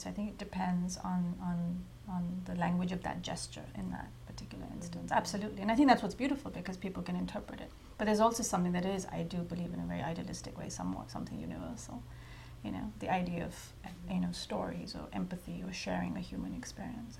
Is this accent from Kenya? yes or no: no; India; moved away; when I was growing up in India, I was writing for newspapers